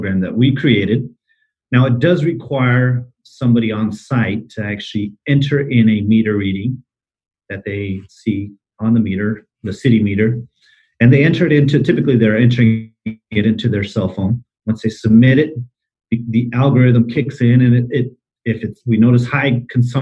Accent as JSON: {"language": "English", "region": "Arizona", "country": "United States", "tie": "born or raised there", "moved": "yes", "lives_now": "Dallas, United States", "said": "I grew up in Arizona."}